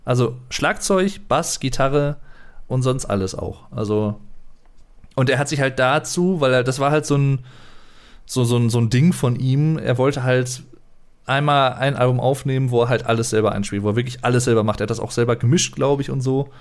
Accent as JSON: {"language": "German", "country": "Germany", "said": "als Deutscher"}